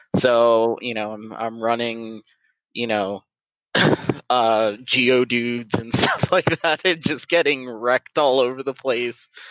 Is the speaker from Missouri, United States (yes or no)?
no; South Florida, United States; I born and raised in South Florida